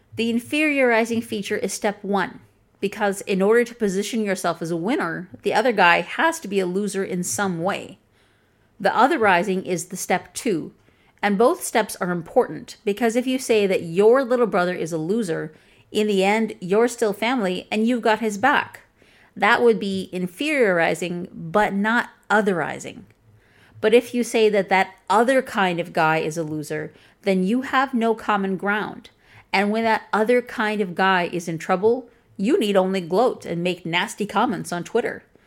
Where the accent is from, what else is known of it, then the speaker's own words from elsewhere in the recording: Chicago, Illinois, United States; accent: Chicagoan, Midwestern; first language English; My accent is from Chicago.